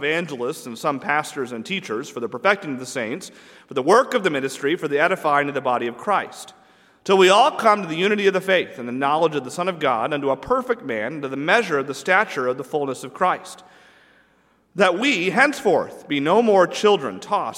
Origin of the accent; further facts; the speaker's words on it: New England, United States; I'm from New England